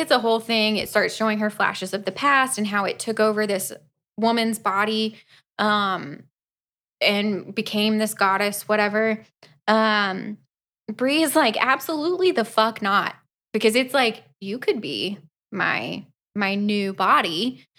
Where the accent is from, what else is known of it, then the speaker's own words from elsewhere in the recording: Florida, United States; we are from Florida